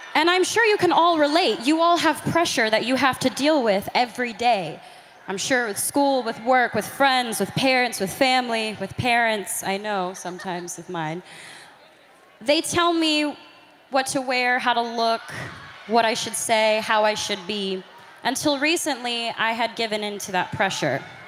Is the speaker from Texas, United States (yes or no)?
yes; Grand Prairie, Texas, United States; I'm from Grand Prairie, Texas